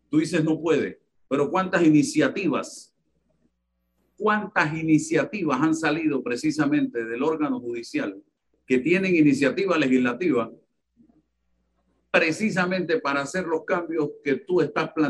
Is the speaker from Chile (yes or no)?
no; Panama; como panameño